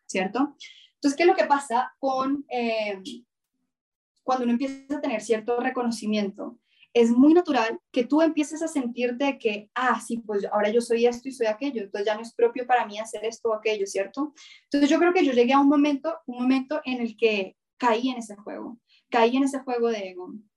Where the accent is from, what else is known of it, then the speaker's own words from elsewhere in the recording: Colombia; yo soy mujer, yo soy colombiana, yo soy cineasta